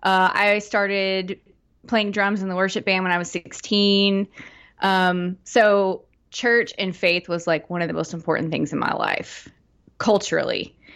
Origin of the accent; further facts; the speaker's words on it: Fort Smith, Arkansas, United States; now in Conway, United States; I grew up in Fort Smith area.